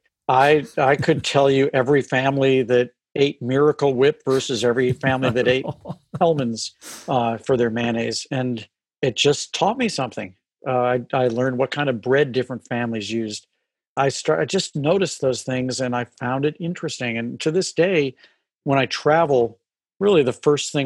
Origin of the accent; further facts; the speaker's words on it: St. Louis, Missouri, United States; growing up in St. Louis